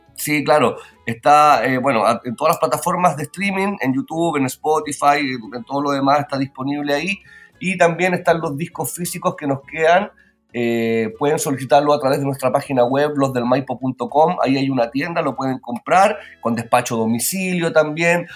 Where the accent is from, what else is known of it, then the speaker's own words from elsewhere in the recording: Pirque, Santiago Metropolitan Region, Chile; Yo soy oriundo de Pirque y Pirque es la cuna del guitarrón chileno